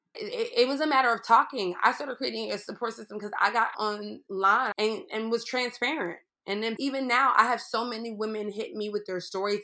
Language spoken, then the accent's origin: English; Pittsburgh, Pennsylvania, United States; I grew up in Pittsburgh, Pennsylvania